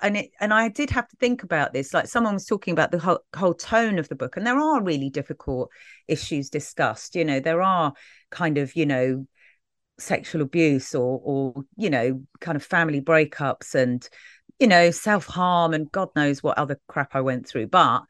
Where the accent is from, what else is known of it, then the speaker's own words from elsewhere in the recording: Brixton, London, United Kingdom; You know, when you describe kind of growing up in Brixton